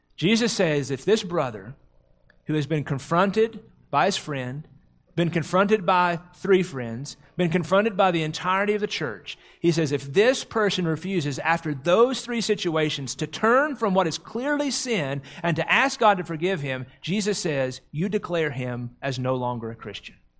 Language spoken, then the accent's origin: English; the South, United States; growing up in the South